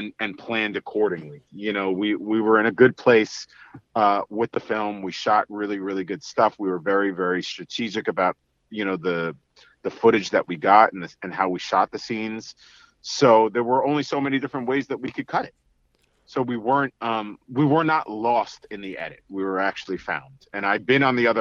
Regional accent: New York City, New York, United States; growing up in Staten Island

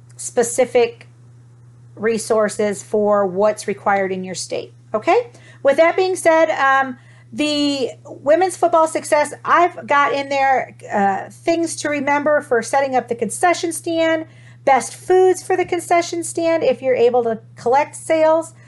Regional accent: Toledo, Ohio, United States; I'm from Ohio, guys. So um, I'm from Toledo

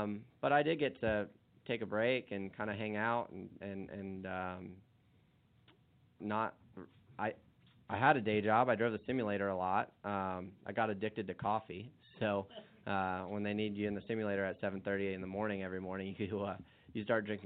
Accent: Arizona, United States; growing up in Arizona

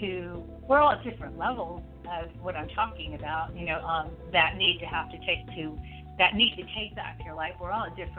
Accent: Southern California, United States; moved away as an adult; now in Richmond, United States; I was born and raised in Southern California. I lived there until I moved here

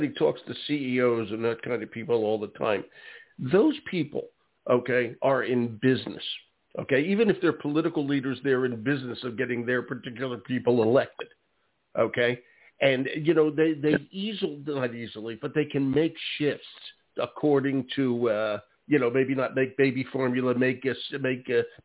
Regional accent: Philadelphia, Pennsylvania, United States; moved away; I am originally from Philadelphia

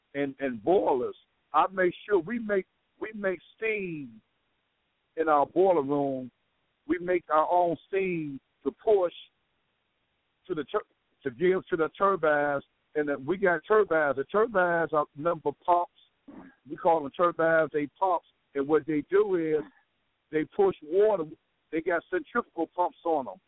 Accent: Chicago, Illinois, United States; I grew up in Robert Taylor

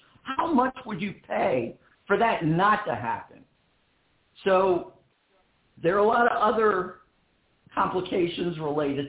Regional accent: Philadelphia, Pennsylvania, United States; I'm born and raised in Philadelphia

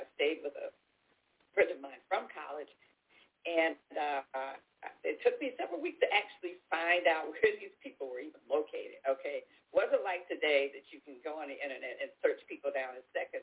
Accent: Chicago, Illinois, United States; moved away as an adult; now in Texas, United States; I'm, I'm a native Chicagoan. Um, I'm second, third, third generation uh, uh, Chicagoan, and um, I uh, went to Chicago public schools

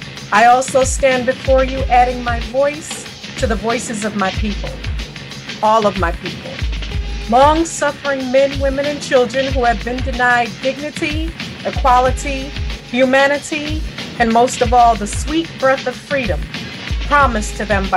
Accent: North New Jersey, United States; I stand before you as a native of North New Jersey, a person of diaspora, an African American, a Shinnecock Indian, and a slavery abolitionist.

